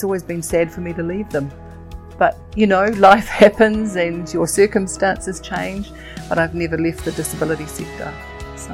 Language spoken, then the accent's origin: English; Auckland, New Zealand; also born or lived in Kaitaia, Northland; I grew up in Auckland, in South Auckland